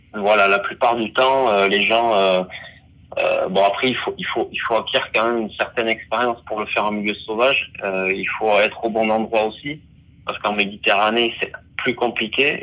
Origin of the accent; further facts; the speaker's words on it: Basque Country, Nouvelle-Aquitaine, France; je suis né au Pays Basque donc proche de l'océan